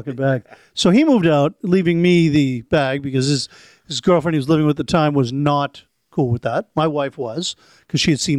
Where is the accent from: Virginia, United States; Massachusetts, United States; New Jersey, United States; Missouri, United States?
Massachusetts, United States; Medford; I'm from Medford